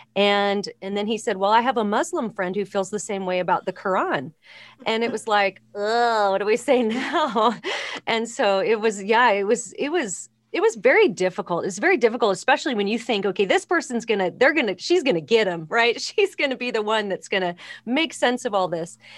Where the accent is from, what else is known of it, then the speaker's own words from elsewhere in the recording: Los Angeles, California, United States; I grew up in Los Angeles